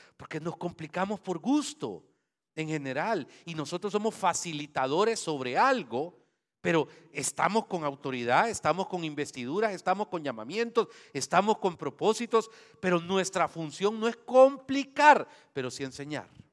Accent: Santa Ana, El Salvador; moved away; donde yo nací, Santana. Eh, estudié en el Liceo San Luis

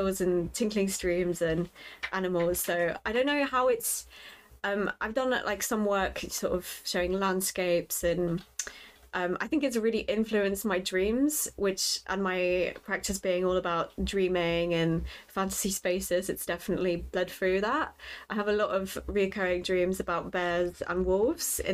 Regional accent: Lincoln, East Midlands, United Kingdom; moved away as an adult; also born or lived in Poland; now in London, United Kingdom; after me and my family emigrated from Poland, we mm-hmm. We grew up in Lincoln

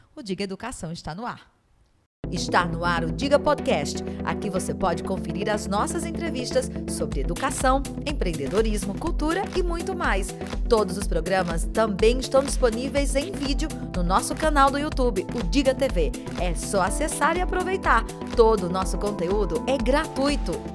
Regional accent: Northeast Region, Brazil; Enquanto nordestinos

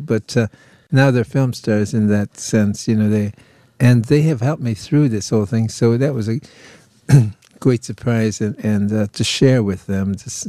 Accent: Detroit, Michigan, United States; and I'm Mexican. My mother and father both Mexican. I was born and bred in Detroit

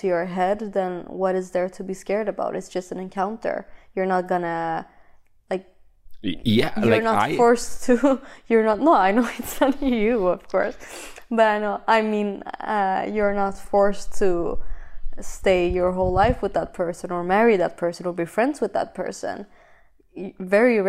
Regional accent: Sweden; English is a second language; Sweden is where I was born, where I lived, where I was raised, where I went to school, all those things.

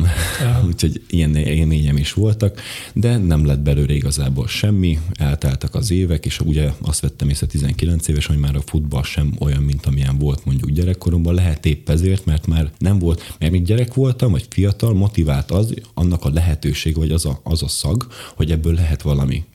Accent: Bodrogköz, Košice Region, Slovakia; magyar gyerekként Szlovákiából

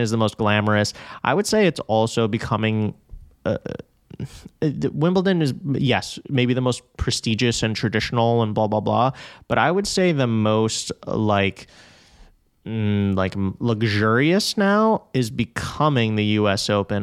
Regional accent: New York City, New York, United States; I am quite literally from Flushing, Queens

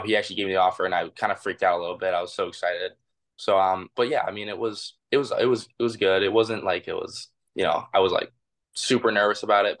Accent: Detroit, Michigan, United States; I've grown up here my whole life

